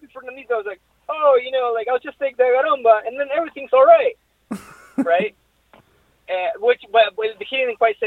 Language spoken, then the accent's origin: English; Argentina; moved away; I grew up in Argentina